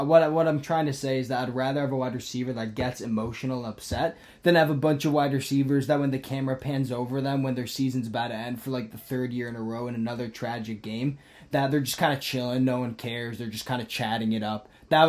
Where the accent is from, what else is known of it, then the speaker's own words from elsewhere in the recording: Rochester, New York, United States; You know, I'm from Rochester.